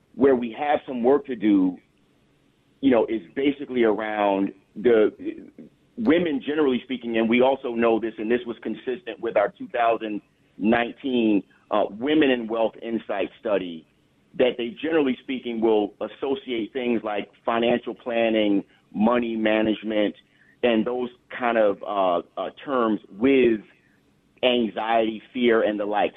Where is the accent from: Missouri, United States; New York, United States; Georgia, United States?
New York, United States; the New York area, United States; also born or lived in Long Island; I was born and raised in the New York area